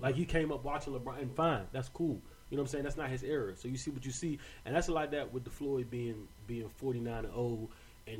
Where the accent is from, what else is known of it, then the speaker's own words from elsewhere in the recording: Barbados; moved away; also born or lived in New York; I'm from Barbados